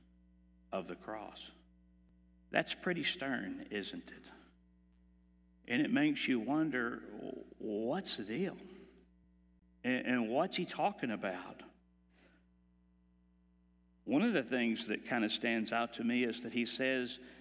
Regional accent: Texas, United States; I am from Texas

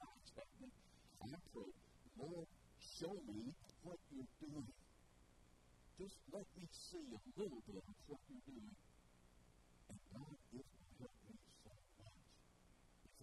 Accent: Bells, Tennessee, United States; also born or lived in Memphis / Jackson; I grew up in Bells, I grew up in the farm

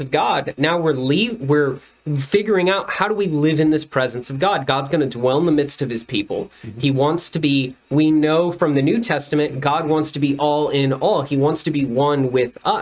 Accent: Rio Grande Valley, Texas, United States; I grew up in the Rio Grande Valley, and I grew up among a very Hispanic population

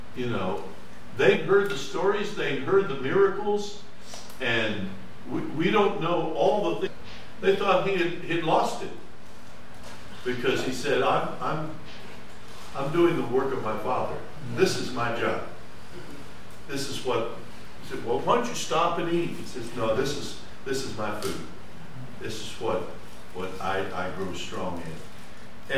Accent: Mifflinville, Ohio, United States; I was from Mifflinville, Ohio

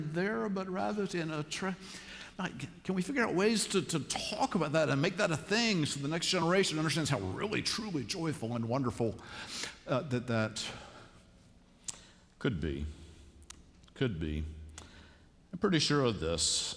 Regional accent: Savannah, Georgia, United States; now in Charlotte, United States; growing up in Savannah, Georgia

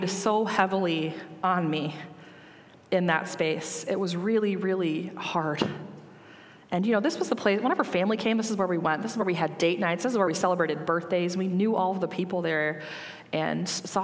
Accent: Sandwich, Illinois, United States; moved away as an adult; also born or lived in Washington, D.C.; I grew up in Sandwich, Illinois

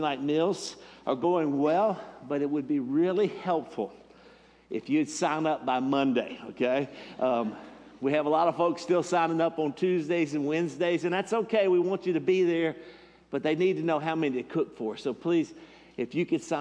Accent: Sand Mountain, Alabama, United States; I'm from Sand Mountain

